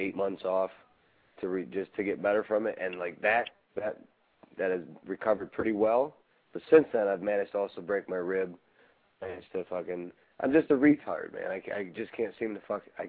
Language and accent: English; Chicago, Illinois, United States; I'm from Chicago